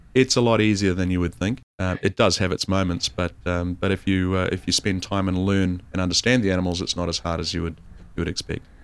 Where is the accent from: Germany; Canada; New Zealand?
New Zealand; North Island; also born or lived in South Island, New Zealand; I'm from the North Island. I've spent, uh, uh, most of my life in the North Island of New Zealand.